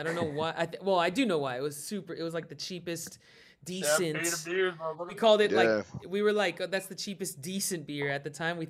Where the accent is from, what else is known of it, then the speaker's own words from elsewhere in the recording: Peru; I'm from Peru